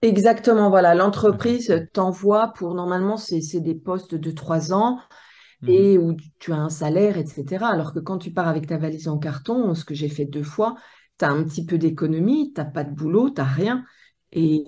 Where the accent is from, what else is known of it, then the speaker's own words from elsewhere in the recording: Haute-Savoie, Auvergne-Rhône-Alpes, France; moved away as an adult; je viens de Haute-Savoie et j'ai évolué entre le lac Léman